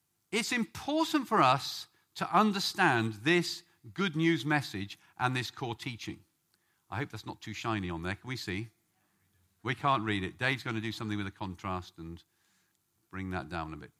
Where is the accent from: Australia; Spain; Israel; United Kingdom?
United Kingdom; England; we English